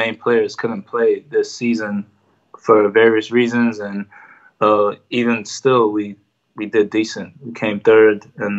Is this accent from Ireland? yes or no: yes; Ireland; now in United States; they heard that I'm Irish, this and that, and would I be willing to play for the team?